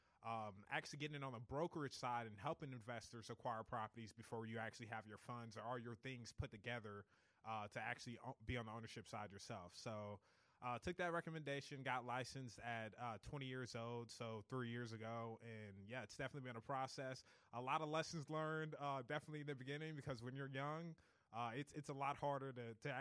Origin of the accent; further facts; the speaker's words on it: Columbia, Missouri, United States; moved away as an adult; now in Kansas City, United States; I was born and raised in Columbia, Missouri. Came up here in 2016 to study economics at UMKC